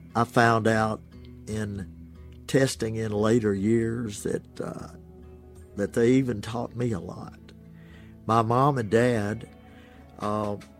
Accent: Ashland, Mississippi, United States; now in Oxford, United States; My home is Oxford, Mississippi. My hometown is Ashland, Mississippi

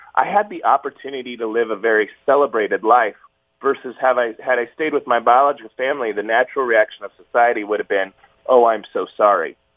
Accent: Fullerton, California, United States; I was born in Southern California in a small town called Fullerton

